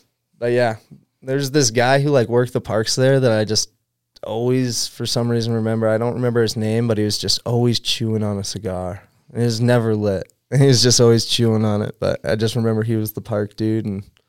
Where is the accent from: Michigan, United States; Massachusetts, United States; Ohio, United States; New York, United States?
Massachusetts, United States; Newburyport; Great place to grow up. It's absolutely beautiful. And for me, it was ideal because there was a skate park in my hometown.